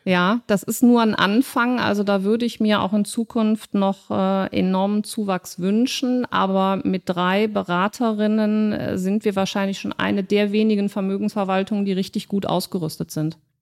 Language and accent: German; Cologne, North Rhine-Westphalia, Germany; wir zwei Urkölschen